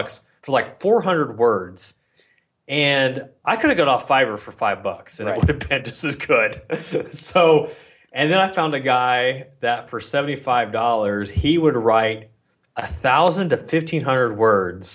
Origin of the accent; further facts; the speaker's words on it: Philippines; I'm Filipino